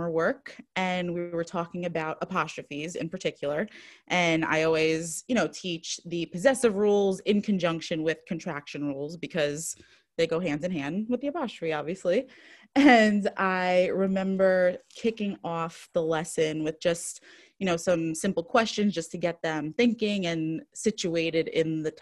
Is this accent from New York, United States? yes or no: yes; New York City, New York, United States; now in Worcester, United States; I am originally from Brooklyn